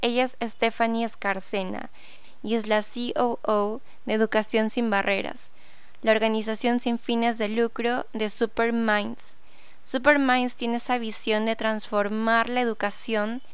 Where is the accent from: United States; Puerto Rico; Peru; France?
Peru; aquí en Perú, porque bueno, soy peruana